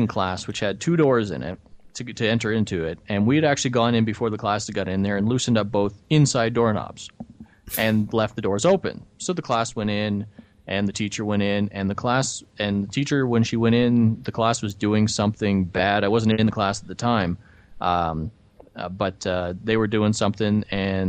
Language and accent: English; Canada; I am from Canada